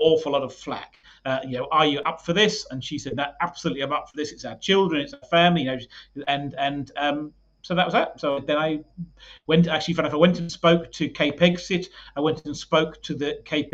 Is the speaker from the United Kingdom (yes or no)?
yes; United Kingdom; now in South Africa; I'm British